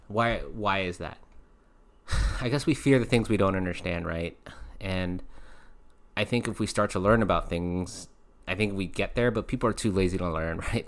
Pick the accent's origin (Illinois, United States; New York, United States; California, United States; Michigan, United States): California, United States; Long Beach; I was raised in Long Beach, North Long Beach